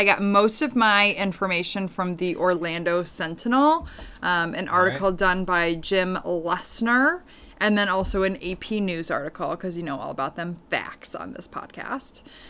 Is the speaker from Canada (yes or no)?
no; Paris, Île-de-France, France; Growing up in Paris, all the Americans at my dad's company would spend Thanksgiving at Euro Disney.